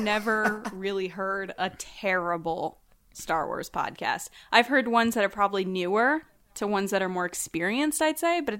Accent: Connecticut, United States; I'm from Connecticut

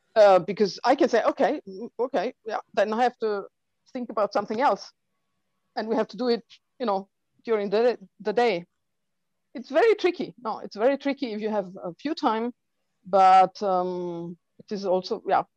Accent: Heilbronn, Baden-Württemberg, Germany; I'm coming from Germany

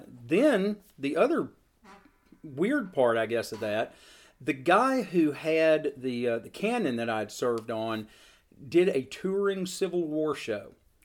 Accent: Seal Creek, Tennessee, United States; I grew up in Seal Creek, Tennessee, which is an area not noted for its large reenactor presence.

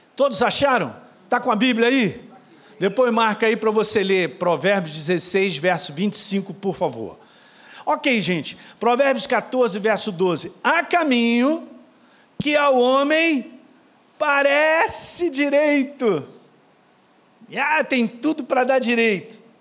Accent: Minas Gerais, Brazil; eu sou de Minas

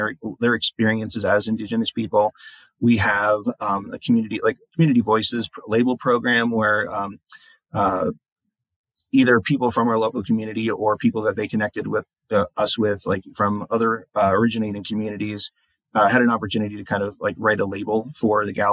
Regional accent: New York, United States; moved away as an adult; also born or lived in Oklahoma; now in Denver, United States; I grew up in New York

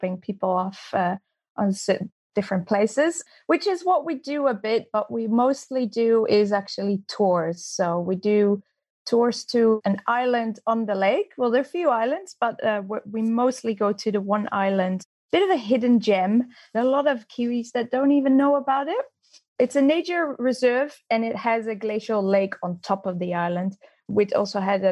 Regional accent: Netherlands; moved away as an adult; also born or lived in Austria; now in New Zealand; I'm Dutch, and I came to New Zealand about 13 years ago

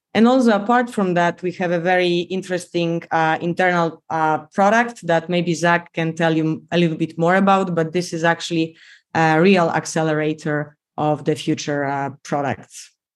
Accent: Poland; accent: Polish; English is a second language; moved away as an adult; also born or lived in South Korea / Miami, United States; I'm Polish, as you can tell by my accent

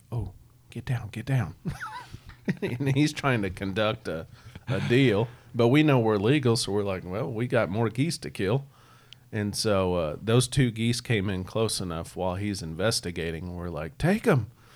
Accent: Missouri, United States; also born or lived in Iowa; we're just growing up in Missouri

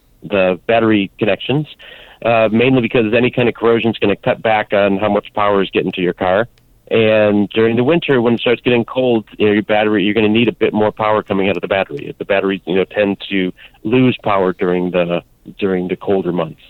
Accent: Chicago, Illinois, United States; I grew up in Chicago area

